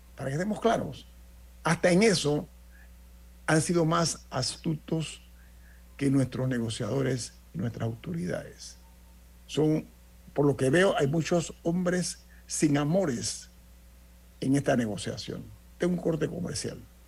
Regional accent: Panama; como panameño

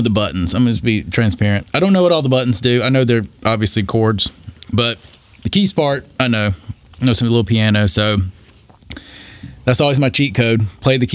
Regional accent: Darlington, South Carolina, United States; now in Florence, United States; I spent 18 years in Darlington.

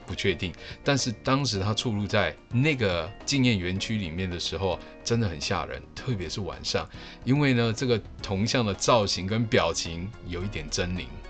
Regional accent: Taiwan; 我们小时候在台湾的课本上，以及课外的读物，或多或少都有读过吧

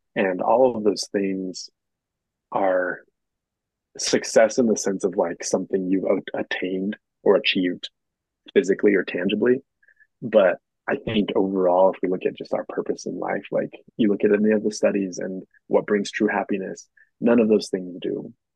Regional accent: Moab, Utah, United States; I grew up in Moab, born raised on the river here in Moab.

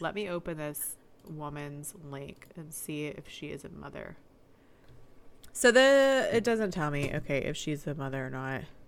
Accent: the South, United States; We're from the South.

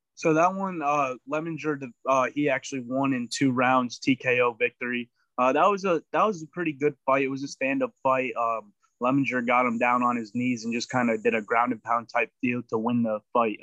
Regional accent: Connecticut, United States; I'm from Connecticut

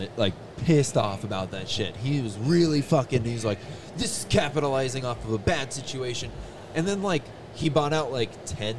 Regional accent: Ireland; I'm Irish.

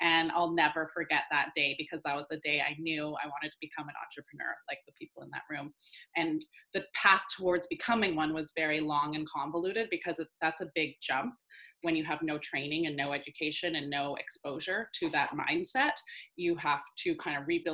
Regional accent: Vancouver, British Columbia, Canada; moved away as an adult; now in Los Angeles, United States; I currently live in LA, but I'm from Vancouver

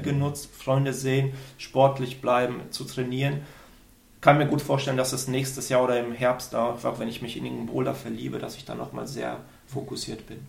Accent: Sauerland, North Rhine-Westphalia, Germany; moved away as an adult; also born or lived in Aachen; ich bin im Sauerland aufgewachsen

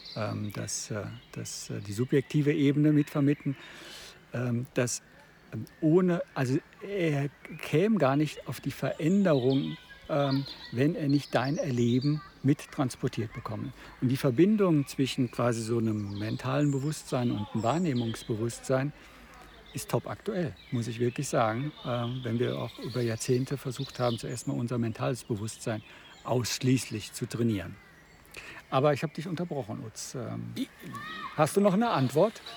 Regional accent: Freiburg, Baden-Württemberg, Germany; ich bin äh, als Badener aus Freiburg

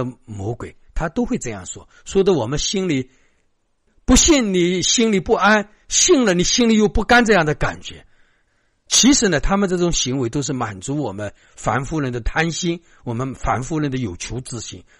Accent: China; 所以我们中国人的礼是很多。

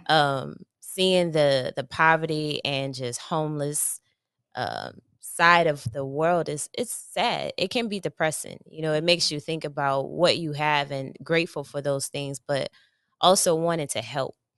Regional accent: New Orleans, Louisiana, United States; moved away as an adult; now in Los Angeles, United States; born and raised in New Orleans, um, living here in L A with my husband

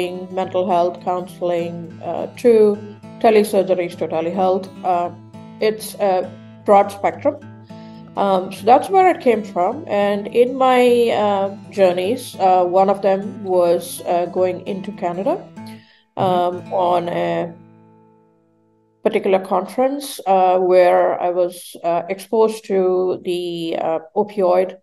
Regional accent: Melbourne, Victoria, Australia; I am brought up in Australia, so I'm from Melbourne.

